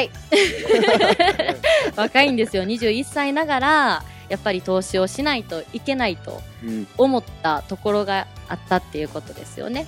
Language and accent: Japanese; Osaka, Japan; 私はですね、大阪生まれ、大阪育ちなんですけども